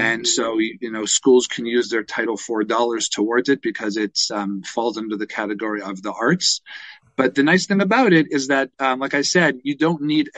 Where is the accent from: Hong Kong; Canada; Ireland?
Canada; Toronto, Ontario; I grew up in Toronto